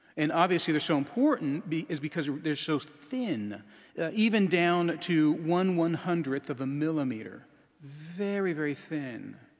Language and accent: English; Alaska, United States; moved away; I'm from Alaska